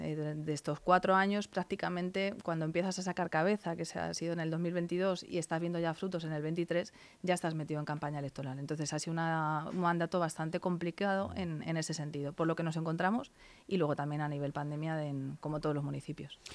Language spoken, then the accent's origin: Spanish; Alcorcón, Community of Madrid, Spain; estoy empadronada desde los tres años de vida. Vamos, sabéis que en su momento no teníamos hospital en, en, Alcorcón y nací en Madrid, pero toda mi vida se ha desarrollado en Alcorcón